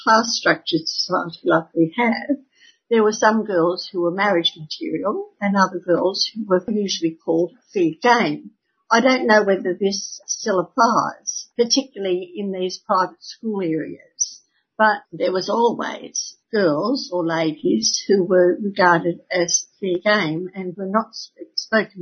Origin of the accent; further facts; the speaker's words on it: Sydney, New South Wales, Australia; I grew up in Sydney